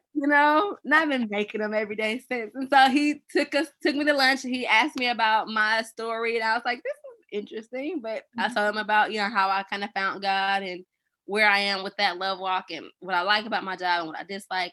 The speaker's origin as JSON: {"language": "English", "town": "Atlanta", "region": "Georgia", "country": "United States", "moved": "yes", "lives_now": "Nashville, United States", "said": "I'm actually from Atlanta"}